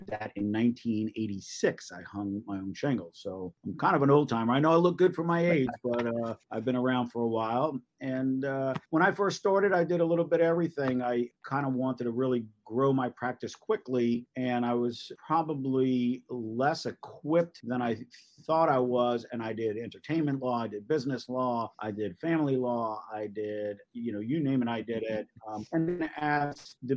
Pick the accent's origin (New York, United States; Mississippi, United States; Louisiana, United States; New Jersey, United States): New York, United States; Great Neck; now in Charleston, United States; I'm originally from Great Neck, Long Island